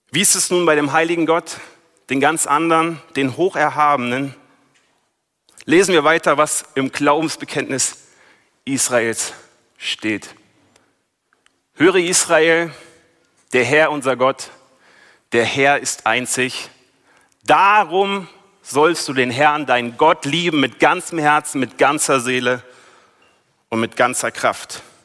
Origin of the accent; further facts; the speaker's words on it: Berlin, Germany; moved away as an adult; now in Wiedenest, Germany; ich komme aus Berlin, bin eigentlich Großstadtmensch, jetzt wohne ich hier in Wiedenest